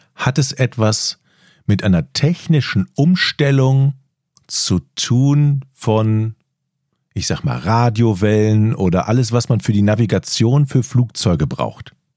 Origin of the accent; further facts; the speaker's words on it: Rhineland, Germany; now in Northern Germany; weil ich ja aus dem Rheinland komme, wie man an meiner Sch-, meinem Dialekt eindeutig hört.